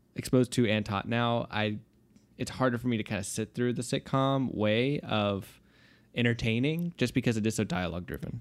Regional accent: United States; as an American speaker

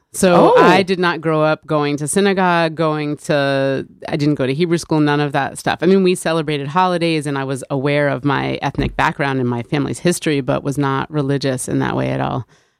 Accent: New Haven, Connecticut, United States; I am from this city right here, born and raised in New Haven. Yes, I am. I am. Just to back up before that, I'm Jewish. My family is Jewish.

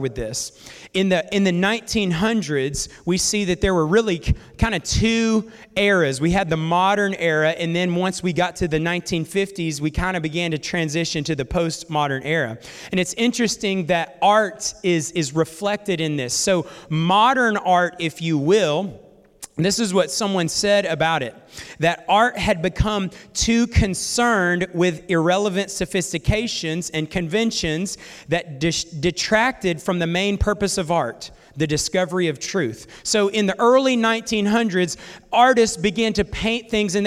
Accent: North Alabama, United States; I'm also from North Alabama as well

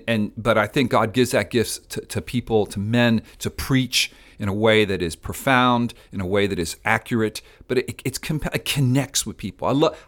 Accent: Spain; now in South Florida, United States; I'm from Spain, islands from the islands, St. Vincent's, Barbados.

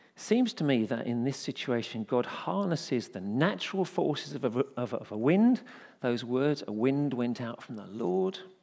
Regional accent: United Kingdom; we're British

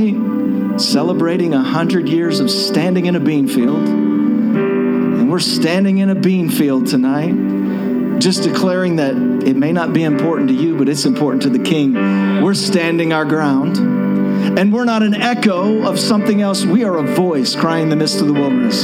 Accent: Shreveport, Louisiana, United States; I'm from Shreveport, Louisiana

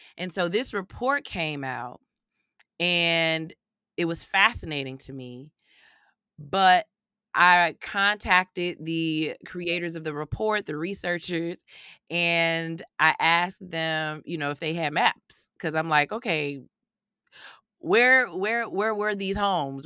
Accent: Chicago, Illinois, United States; when you grow up, not only on Chicago's South side, but specifically growing up in Greater Inglewood

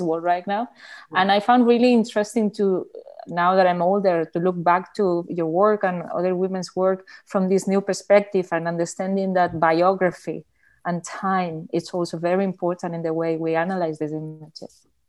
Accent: Barcelona, Catalonia, Spain; English is a second language; I'm an artist from Barcelona

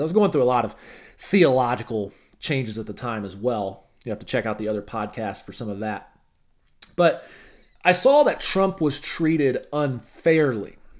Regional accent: Arkansas, United States; moved away; I drive back to my hometown

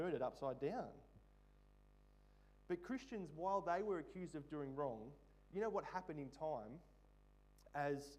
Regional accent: Australia; a part of being an Aussie

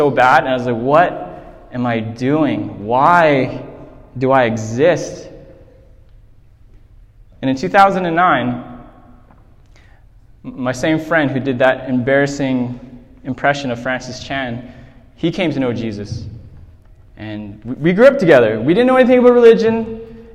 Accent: Whitehorse, Yukon, Canada; I grew up here in Whitehorse

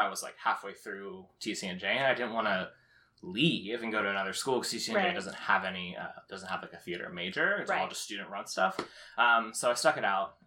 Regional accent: Haddon Township, New Jersey, United States; I'm from South Jersey. I grew up in Haddon Township, went to high school there

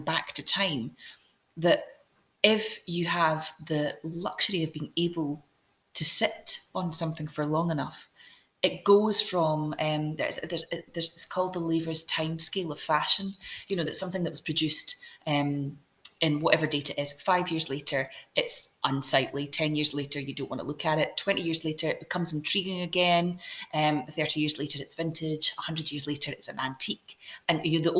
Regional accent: Scotland, United Kingdom; now in Edinburgh, United Kingdom; as a Scottish person

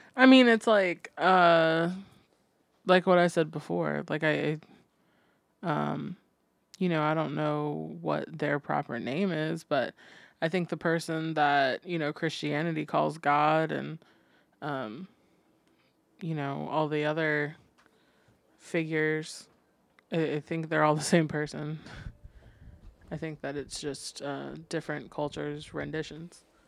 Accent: Fredericksburg, Virginia, United States; also born or lived in Arizona; growing up in Fredericksburg

